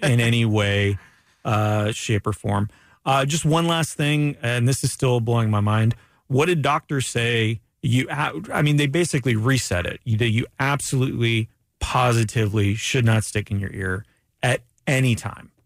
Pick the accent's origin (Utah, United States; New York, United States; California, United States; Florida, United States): Florida, United States; Ormond Beach; also born or lived in Orlando; growing up in Ormond Beach